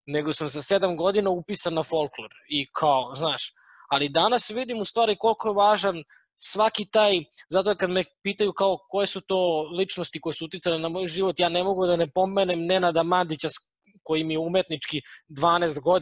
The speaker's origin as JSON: {"language": "Croatian", "town": "Obrenovac", "region": "Belgrade", "country": "Serbia", "said": "Ja sam iz Obrenovca"}